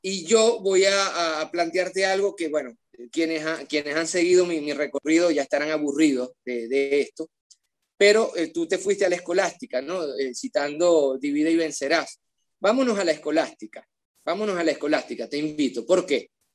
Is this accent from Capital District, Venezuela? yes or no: no; Maracaibo, Zulia, Venezuela; un niño de un barrio pobre de Maracaibo en los años 90